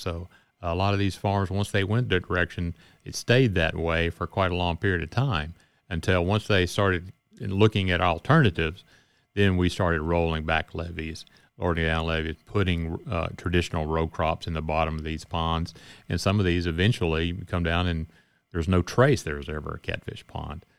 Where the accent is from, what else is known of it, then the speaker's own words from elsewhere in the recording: Cleveland, Mississippi, United States; also born or lived in Greenville, Mississippi / Louisiana; I was born in Greenville and grew up in Cleveland and had a chance to come back home